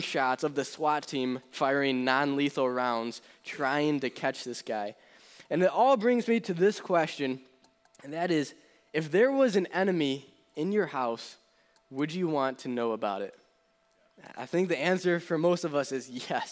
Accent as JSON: {"language": "English", "area": "between Buffalo and Rochester", "region": "New York", "country": "United States", "moved": "yes", "said": "originally, I'm from the New York area in between Buffalo and Rochester, and that's still where my parents live."}